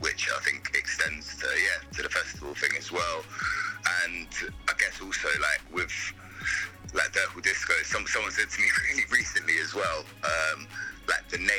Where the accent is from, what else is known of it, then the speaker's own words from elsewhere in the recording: London, United Kingdom; moved away as an adult; now in Bristol, United Kingdom; I grew up in London. I moved to Bristol when I was 18